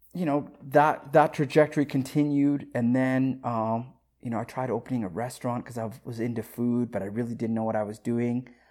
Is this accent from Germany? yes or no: no; Saskatoon, Saskatchewan, Canada; also born or lived in Africa; I grew up in Saskatoon, Saskatchewan